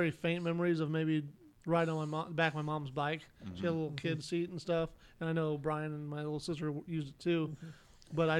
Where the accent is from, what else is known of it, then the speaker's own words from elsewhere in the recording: Indiana, United States; also born or lived in Ohio / Maryland; I'm definitely from Indiana.